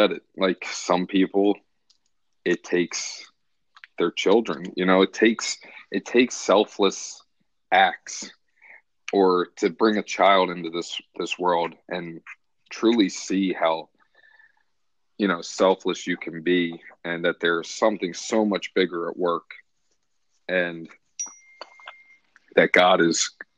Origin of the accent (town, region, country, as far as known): Philadelphia, Pennsylvania, United States; born or raised there